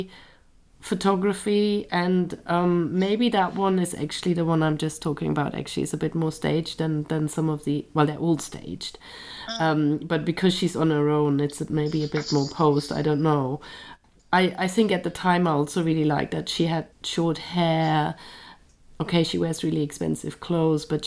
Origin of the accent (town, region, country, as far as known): Germany; born or raised there; moved away as an adult; now in London, United Kingdom